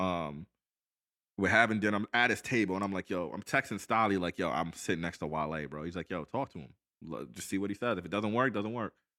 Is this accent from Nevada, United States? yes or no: no; Long Island, New York, United States; also born or lived in Washington, D.C.; I grew up with back in Long Island and went to high school